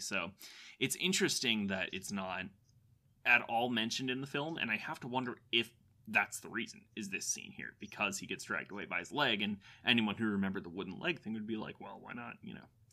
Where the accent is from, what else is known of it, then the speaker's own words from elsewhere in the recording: Florida, United States; I'm from Florida